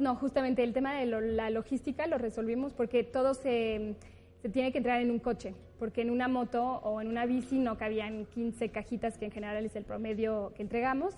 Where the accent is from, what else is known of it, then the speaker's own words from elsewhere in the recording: France; moved away as an adult; now in Mexico; yo nací en México, pero crecí en Francia y regresé después de haber estudiado